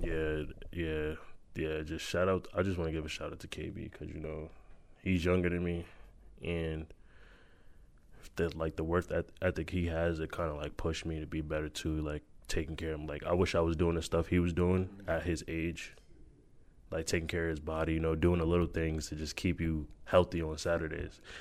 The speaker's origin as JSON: {"language": "English", "region": "New York", "country": "United States", "said": "We are from New York"}